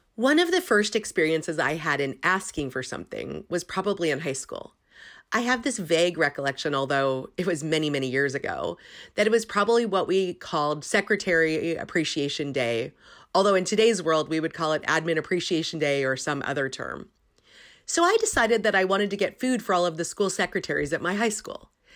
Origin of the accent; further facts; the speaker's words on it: Silicon Valley, California, United States; I grew up in Silicon Valley